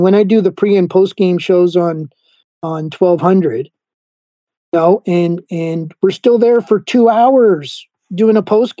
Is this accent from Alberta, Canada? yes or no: no; Montreal, Quebec, Canada; now in Ottawa, Canada; Like Ottawa, I came here from Montreal to go to Carleton's journalism school.